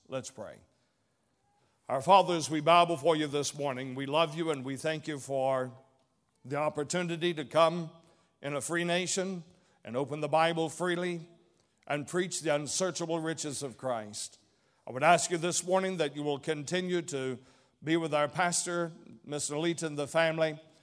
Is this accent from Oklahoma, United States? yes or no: no; Chatsworth, Georgia, United States; I was born in Chatsworth, Georgia